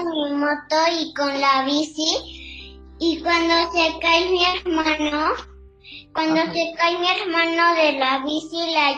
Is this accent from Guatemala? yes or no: no; Mexico; born there; Sí, porque yo soy argentina mexicana y nací en México